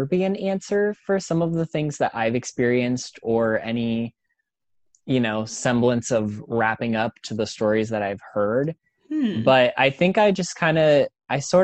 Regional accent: Midwest, United States; moved away as an adult; now in Orlando, United States; growing up in the Midwest

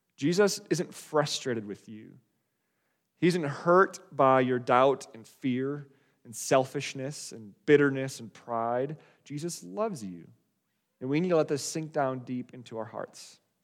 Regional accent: Wisconsin, United States; moved away; also born or lived in Colorado; I grew up in Wisconsin. Uh, it's, it's where we were living before my family and I moved, uh, to Colorado

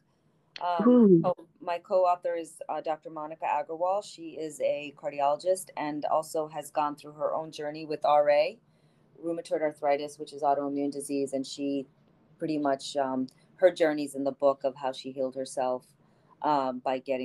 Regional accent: India; also born or lived in New Jersey / Boston / New York / Maryland; now in United States; I grew up in India

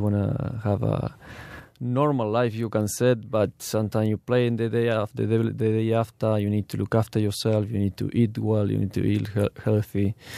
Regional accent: Argentina; English is a second language; moved away as an adult; also born or lived in Turkey / Mexico; now in Australia; I grew up, uh, in Argentina

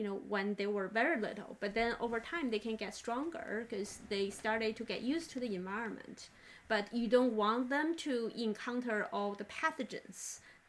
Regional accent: China; now in United States; I grew up in China, and the environment I grew up was not as clean, so-called, as United States.

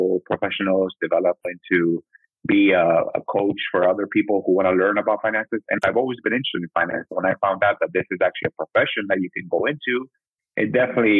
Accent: Midwest, United States; also born or lived in Mexico / Nebraska / Iowa; now in Sioux City, United States; when we came over, we're in Nebraska, and I basically grew up in Nebraska for like 5 years

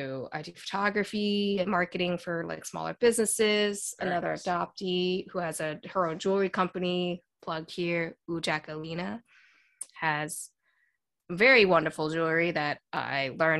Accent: Maryland, United States; moved away as an adult; also born or lived in Zhejiang, China / Ohio; now in New York City, United States; I grew up in Maryland, right below Baltimore. Yep. And I was there for a long time. And then I went to a university in Ohio

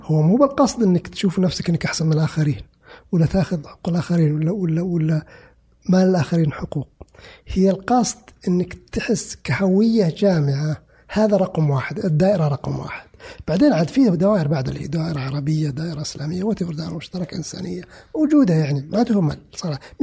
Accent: Saudi Arabia; انا كسعودي

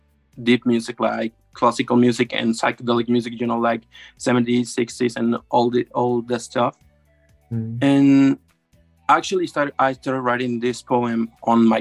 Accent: Mexico; I'm from Mexico

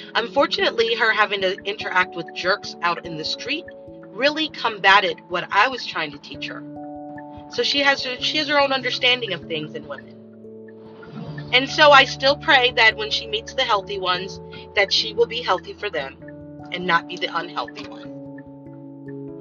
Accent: United States; I'm American.

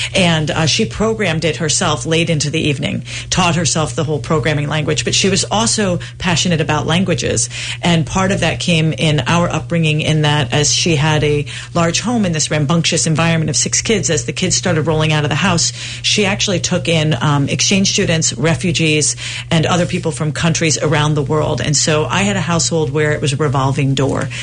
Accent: Providence, Rhode Island, United States; So I was raised in Providence, Rhode Island.

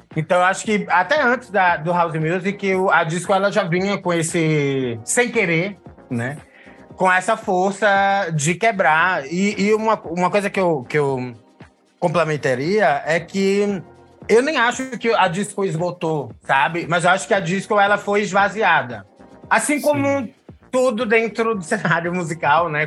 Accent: Recife, Pernambuco, Brazil; now in São Paulo, Brazil; sou recifense, vivendo em São Paulo

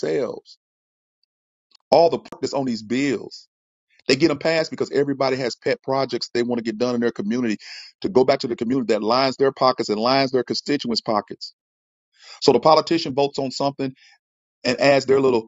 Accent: St. Louis, Missouri, United States; I'm from St. Louis

